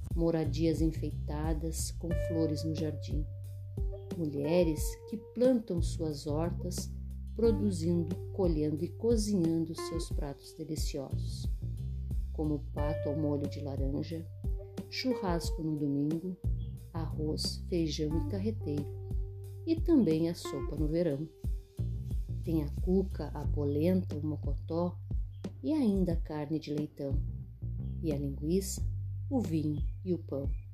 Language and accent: Portuguese; Canguçu, Rio Grande do Sul, Brazil; lugar onde nasci, cresci e vivo até hoje, minha querida cidade de Canguçu